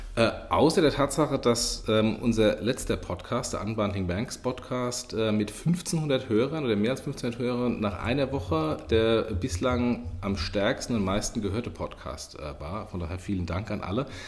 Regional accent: Lower Franconia, Bavaria, Germany; accent: Hessian; moved away; also born or lived in Hesse; ich bin ein Unterfranke. Ähm, zwar mit einem okay. hessischen Dialekt, äh, aber ich bin immer noch ein gebürtiger Unterfranke

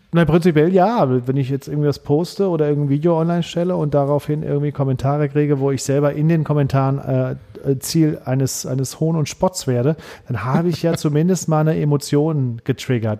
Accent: Saarland, Germany; ich bin Saarländer

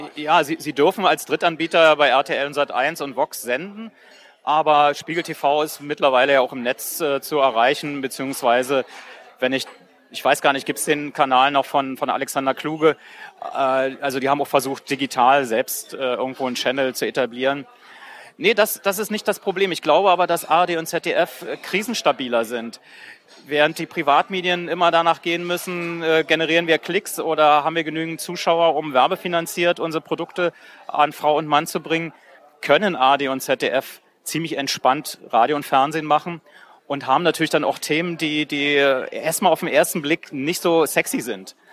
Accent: GDR, East Germany, Germany; ich komme aus der DDR

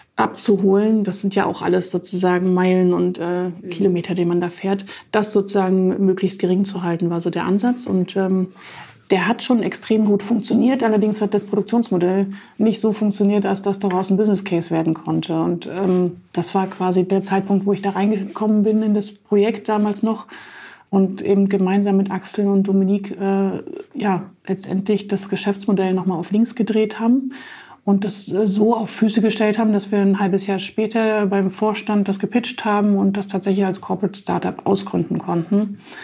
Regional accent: Jena, Thuringia, Germany; moved away as an adult; also born or lived in Stralsund; now in Hamburg, Germany; in meiner Heimatstadt Jena

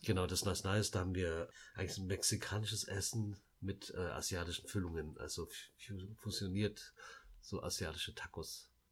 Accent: Laos; moved away; wir sind ja in Laos geboren

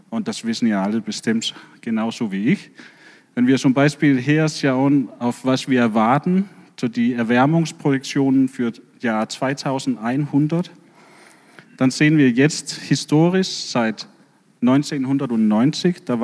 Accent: Denmark; German is a second language; now in Bremen, Germany; dass ich komme ursprünglich aus Dänemark

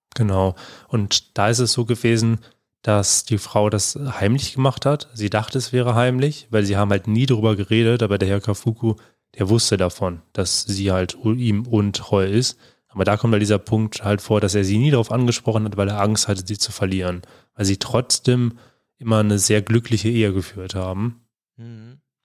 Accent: Germany; also born or lived in Bonn; bei uns in Deutschland

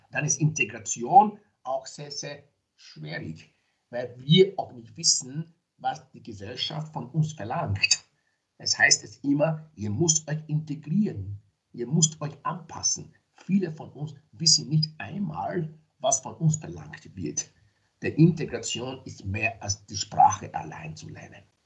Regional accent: Nigeria; now in Graz, Austria; ich bin zwar in Nigeria geboren, ich lebe aber in Österreich seit mehr als 30 Jahren

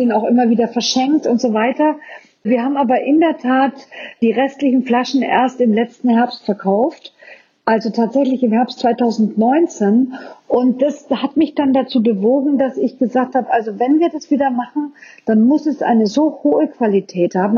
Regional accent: Franconia, Bavaria, Germany; bei uns in Franken

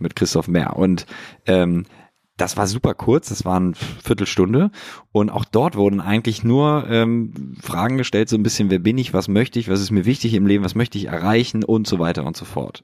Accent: Hamburg, Germany; moved away as an adult; now in Berlin, Germany; meine Heimatstadt Hamburg

